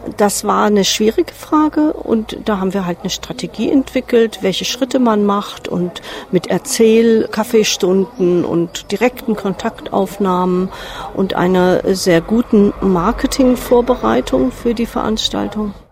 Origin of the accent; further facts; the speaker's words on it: Marburg, Hesse, Germany; Stadtplanerin. Ich komme aus Marburg